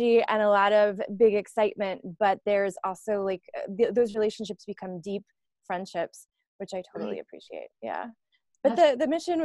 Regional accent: Florida, United States; I grew up in Florida, grew up very poor

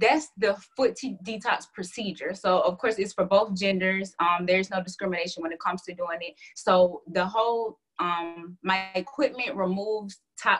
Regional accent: Atlanta, Georgia, United States; I'm from Hotlanta, Atlanta, Georgia.

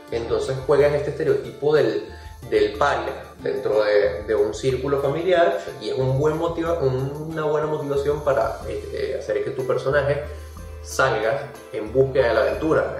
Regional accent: Venezuela; nosotros somos venezolanos y tenemos ciertas palabras que utilizamos en nuestra jerga del día a día, como burda

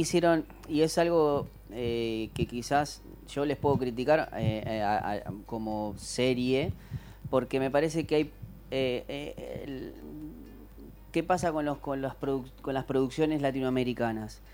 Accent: Uruguay; soy uruguayo

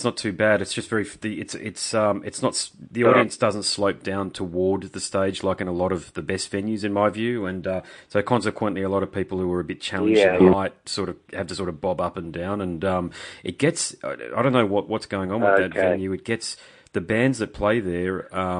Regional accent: Brisbane, Queensland, Australia; I'm from Brisbane, so I'll be at the Brisbane show.

